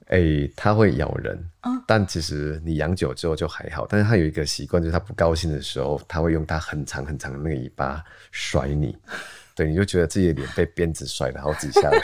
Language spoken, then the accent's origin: Chinese; Gangshan, Kaohsiung, Taiwan; 我家老家在冈山，高雄冈山那边